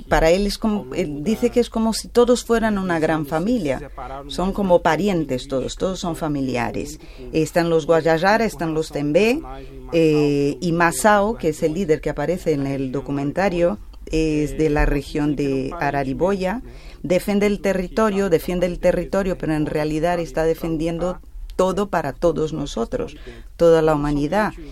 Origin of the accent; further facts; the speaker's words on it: Pará, Brazil; Spanish is a second language; soy de Brasil, mi país es Brasil, mi bioma es la Amazonía. Eh, mi estado o provincia, como se diría aquí, es el Pará. Soy paraense, ese es el gentilicio del estado de Pará.